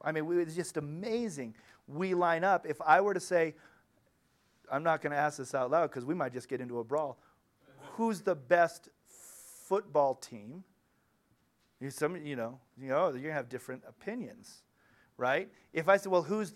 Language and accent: English; United States; When I was in Ukraine, I was from the United States of America